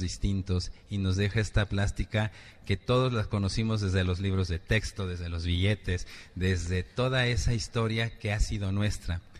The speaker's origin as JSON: {"language": "Spanish", "country": "Mexico", "said": "a todos como mexicanos"}